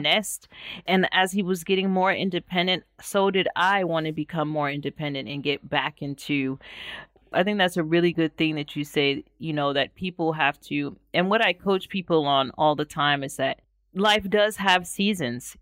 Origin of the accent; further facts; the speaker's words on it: United States; moved away as an adult; as an American